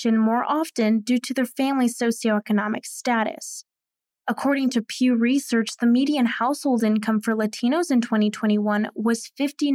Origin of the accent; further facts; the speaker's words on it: Chicago, Illinois, United States; a second-generation Mexican-American journalist born and raised in Chicago